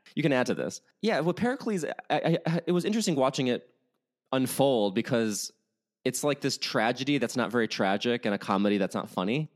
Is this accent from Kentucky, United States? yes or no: no; Chicago, Illinois, United States; now in Los Angeles, United States; I grew up in Chicago